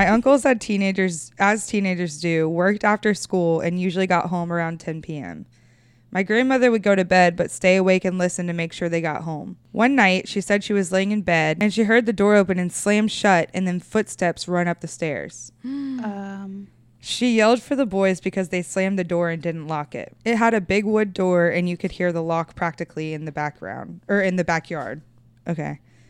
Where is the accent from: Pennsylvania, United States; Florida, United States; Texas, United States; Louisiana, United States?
Florida, United States; Wimauma; So my dad's family was really poor, and I grew up in Wimama.